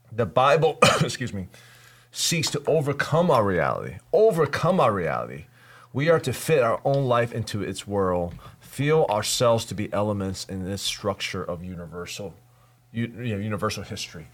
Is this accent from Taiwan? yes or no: yes; Taipei, Taiwan; moved away; I grew up in Taipei, you know, Asia.